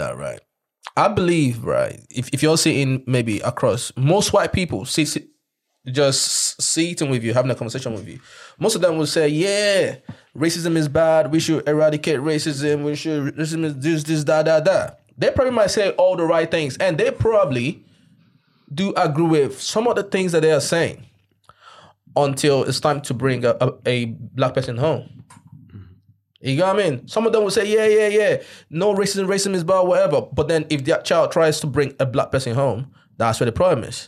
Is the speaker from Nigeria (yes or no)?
yes; Nigeria; now in United Kingdom; I was born in Nigeria